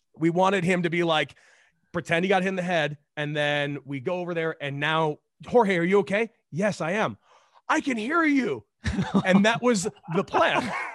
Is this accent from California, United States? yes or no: yes; Los Angeles, California, United States; I grew up in Los Angeles, California